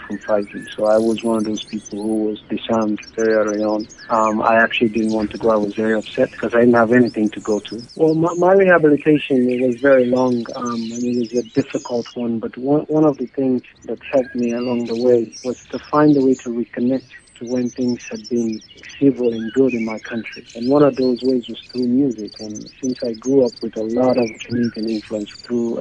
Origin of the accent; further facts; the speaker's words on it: Southern Province, Sierra Leone; now in Central African Republic; I am from Sierra Leone originally.